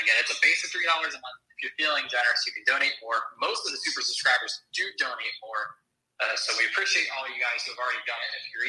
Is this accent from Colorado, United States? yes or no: no; Cincinnati, Ohio, United States; when the Marlins come to my hometown of Cincinnati.